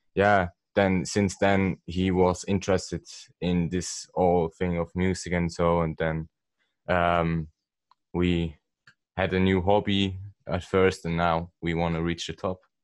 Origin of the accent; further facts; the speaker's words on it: Switzerland; I'm also from Switzerland